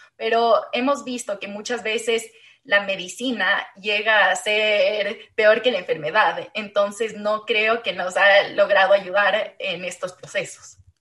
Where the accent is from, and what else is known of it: Ecuador; also born or lived in Chile